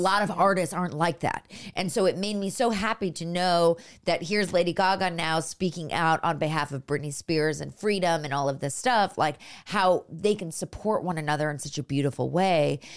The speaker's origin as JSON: {"language": "English", "town": "Los Altos", "region": "California", "country": "United States", "said": "I'm from up north, I'm from Los Altos, which is, like, near Stanford"}